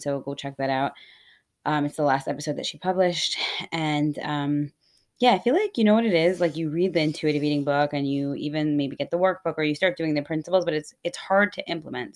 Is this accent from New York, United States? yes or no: no; Scranton, Pennsylvania, United States; moved away; I'm originally from Scranton